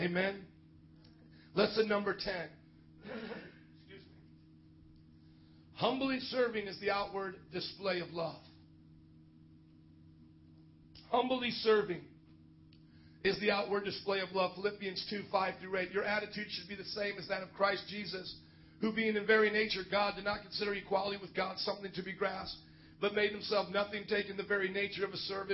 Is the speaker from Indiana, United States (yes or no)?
yes; Indiana, United States; Growing up in Indiana, Lester Sumrall was like a hometown hero